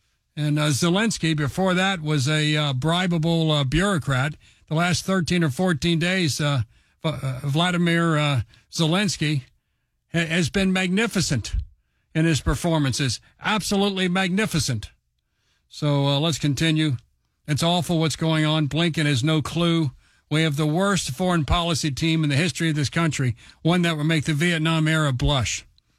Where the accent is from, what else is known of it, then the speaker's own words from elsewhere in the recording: United States; I'm an American, America first kind of a guy.